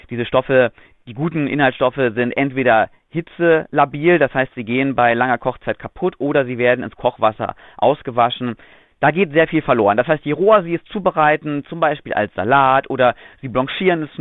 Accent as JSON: {"language": "German", "town": "Oldenburg", "region": "Lower Saxony", "country": "Germany", "tie": "born or raised there", "said": "Naja, erstmal zunächst als gebürtiger Oldenburger ist man mit Grünkohl aufgewachsen und es ist hierzulande spätestens im Winter absoluter Begriff gewesen."}